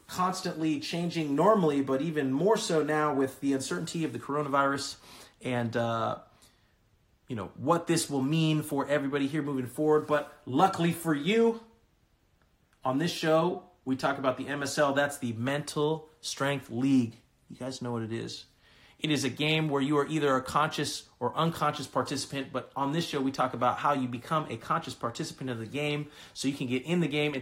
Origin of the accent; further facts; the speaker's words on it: California, United States; moved away; I'm from California originally